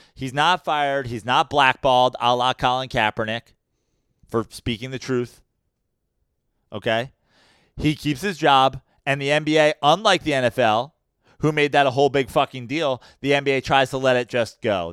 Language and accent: English; Katonah, New York, United States; moved away; I'm from Kittone, New York, in Westchester